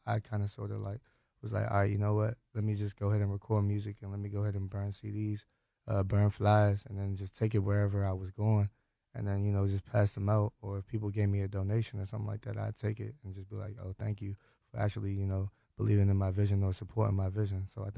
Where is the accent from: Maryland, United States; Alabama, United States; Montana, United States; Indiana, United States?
Maryland, United States; Hyattsville; now in Springdale, United States; I'm from Hyattsville, Maryland. I live in Springdale now.